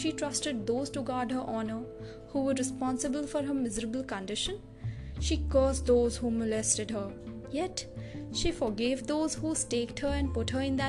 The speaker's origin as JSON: {"language": "English", "town": "New Delhi", "region": "Delhi", "country": "India", "said": "I hail from New Delhi"}